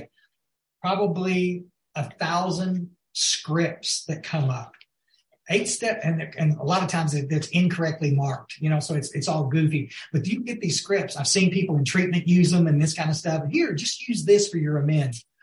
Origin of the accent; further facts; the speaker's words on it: West Texas, United States; also born or lived in Guadalupe River, Texas; We were raised born out in West Texas.